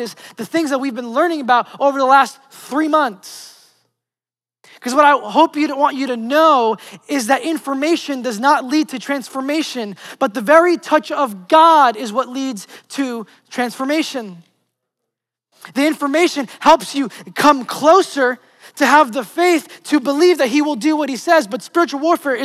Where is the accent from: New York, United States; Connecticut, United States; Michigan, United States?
New York, United States; New York City; moved away as an adult; now in Florida, United States; just my favorite places in Manhattan and Brooklyn, just the places that I grew up